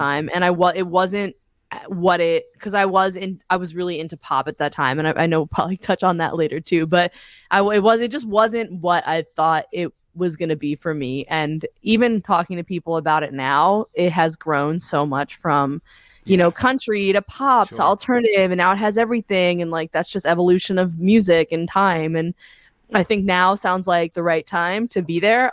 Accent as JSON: {"language": "English", "town": "Point Pleasant", "region": "New Jersey", "country": "United States", "tie": "born or raised there", "moved": "as an adult", "lives_now": "Los Angeles, United States", "said": "where I'm from specifically. So like I'm from Point Pleasant"}